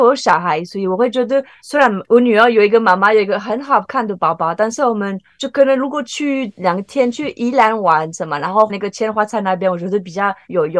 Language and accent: Chinese; France; moved away; 因为 LV 我们法国人不会说 LV，我们会说 Louis Vuitton。